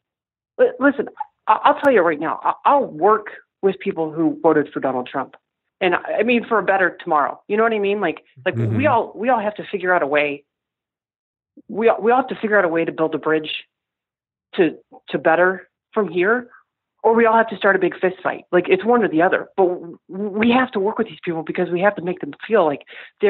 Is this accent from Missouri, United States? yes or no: yes; Missouri, United States; also born or lived in Chicago; I grew up here in Missouri, and I moved to Chicago